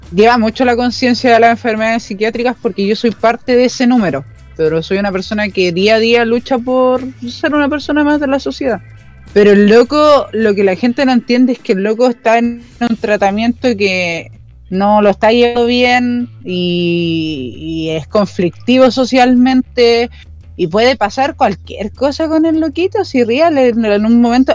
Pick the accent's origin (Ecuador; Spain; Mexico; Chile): Chile